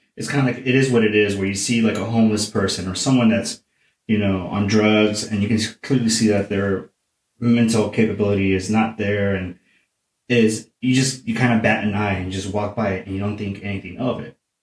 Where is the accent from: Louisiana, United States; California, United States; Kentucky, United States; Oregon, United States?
California, United States; Oceanside; my hometown, Oceanside, California